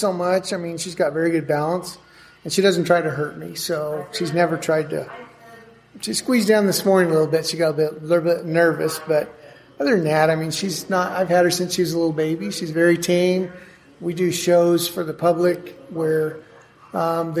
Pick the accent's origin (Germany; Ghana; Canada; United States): United States; Durango, Colorado; also born or lived in Aztec, New Mexico; now in New Mexico, United States; Grew up in Durango, but I've lived here most of my life